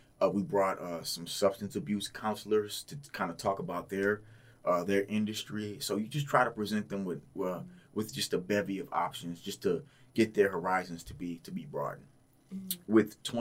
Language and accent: English; Houston, Texas, United States; now in Portland, United States; I'm from Houston, very diverse area